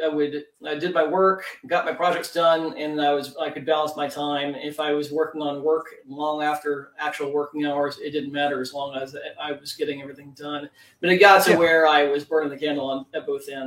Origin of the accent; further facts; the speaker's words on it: Tulsa, Oklahoma, United States; moved away as an adult; also born or lived in North San Diego County, California; I grew up in Oklahoma and went to the University of Oklahoma.